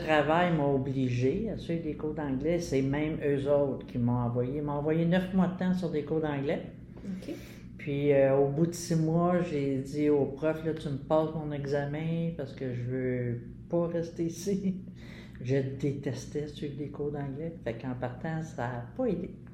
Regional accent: Montreal, Quebec, Canada; j'ai fait mon enfance à Pointe-Saint-Charles, Verdun

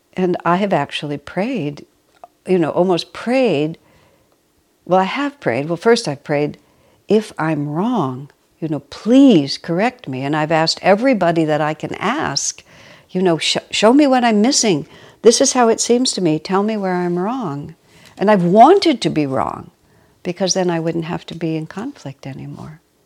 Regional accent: United States; first language English; I was born and raised in America, only speak English, and have only lived in this country

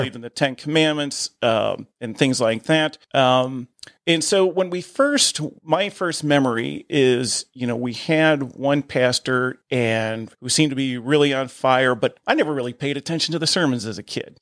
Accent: Perrysburg, Ohio, United States; I grew up in Perrysburg

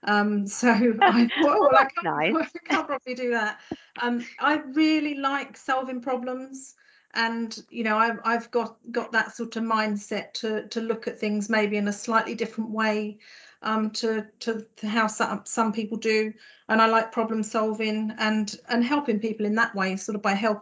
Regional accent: Farnham, South East England, United Kingdom; moved away as an adult; also born or lived in London / Essex; now in Norfolk, United Kingdom; My accent might give me away. I was born and grew up in Farnham in Surrey

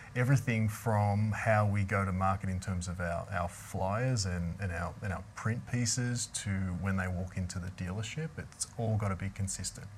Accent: Melbourne, Victoria, Australia; moved away; I grew up in Melbourne, Australia, in the, in the Yarra Valley

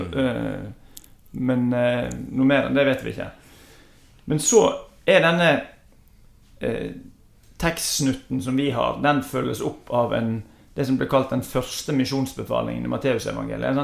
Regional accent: Os, Vestland, Norway; Jeg vokste opp på Os

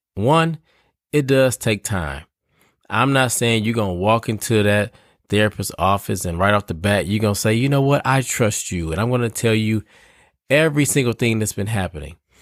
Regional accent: Detroit, Michigan, United States; now in Raleigh, United States; I'm from Detroit

